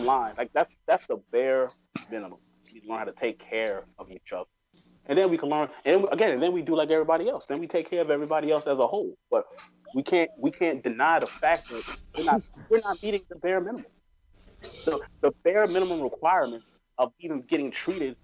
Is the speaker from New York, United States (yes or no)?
yes; New York, United States; I grew up in New York